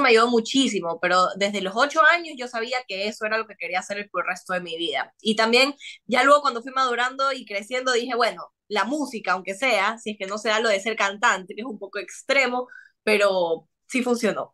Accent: Ecuador; acá en Ecuador

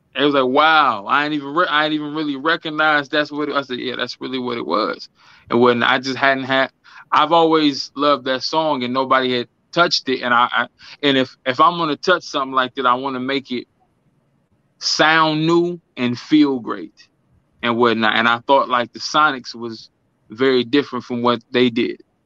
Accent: Milwaukee, Wisconsin, United States; I am from Milwaukee, Wisconsin, Midwest, um, 414, MKE

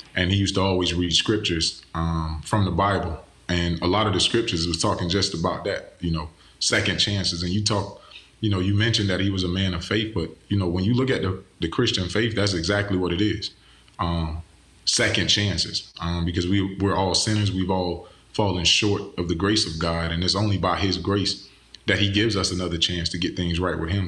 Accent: Pahokee, Florida, United States; I'm from Pahokee, Florida, A K A the Muck, Muck City

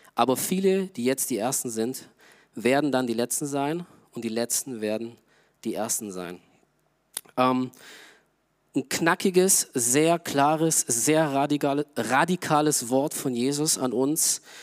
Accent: Augsburg, Bavaria, Germany; moved away; Augsburg, wo ich herkomme

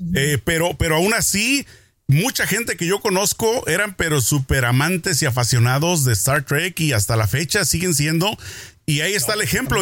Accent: Mexico; yo crecí en México

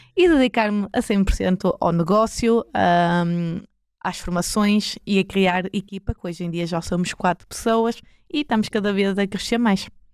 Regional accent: Maia, Norte, Portugal; accent: northern; sou da zona do Porto, uh, mais propriamente da Maia, para quem não tenha notado aqui é o meu norte, sotaque

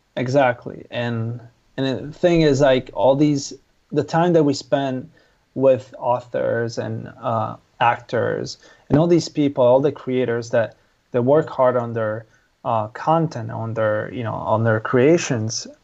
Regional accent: Italy; moved away; I'm originally from Italy.

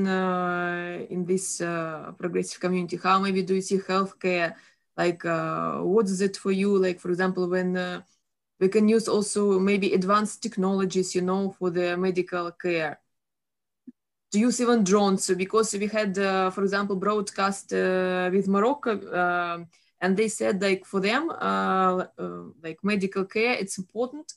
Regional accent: Russia; I'm from Russia, and it was 10 years old when I first tasted a banana

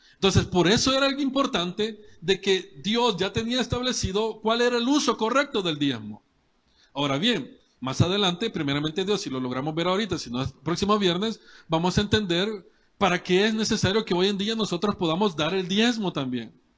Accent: El Salvador; como cualquier salvadoreño

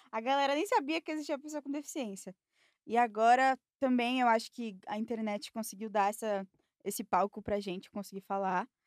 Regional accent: São Paulo, Brazil; Sou de São Paulo.

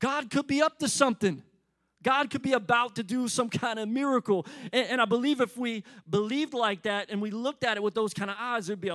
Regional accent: Philadelphia, Pennsylvania, United States; now in Atlanta, United States; I grew up in Philly

